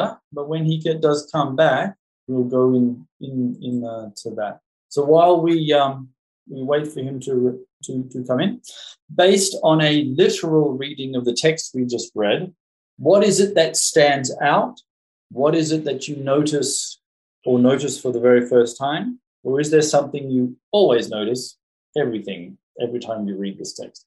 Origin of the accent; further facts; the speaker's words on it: Australia; I'm an Australian